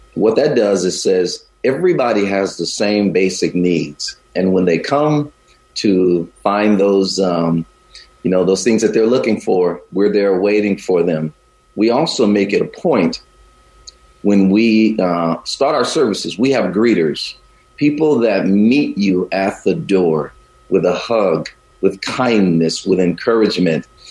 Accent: the South, United States; also born or lived in Chicago, Illinois; now in Bay Area, United States; although I live here in the Bay Area now and traveled all over the country and parts of the world, I grew up in the South

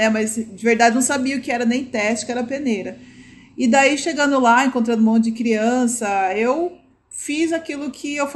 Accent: São Paulo, Brazil; É, eu, eu sou da, da zona norte de São Paulo

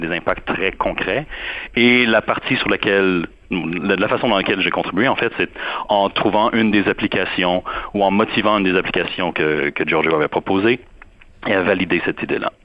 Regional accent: Montreal, Quebec, Canada; moved away as an adult; now in Durham, United States; depuis que j'ai quitté Montréal

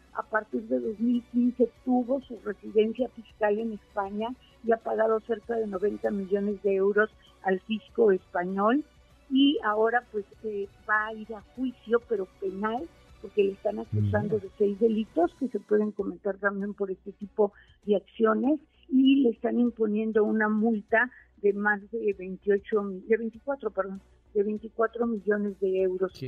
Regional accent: Mexico; nosotros como mexicanos

